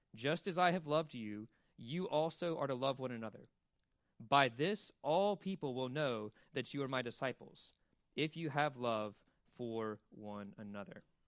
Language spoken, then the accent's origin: English; Birmingham, Alabama, United States; also born or lived in Mississippi; now in Wilmington, United States; I'm from Mississippi and Birmingham, Alabama